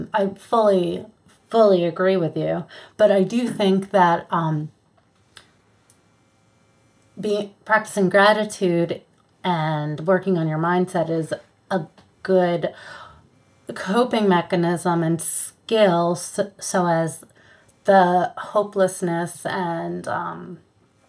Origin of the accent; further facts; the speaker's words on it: Hudson Valley, New York, United States; I'm from the Hudson Valley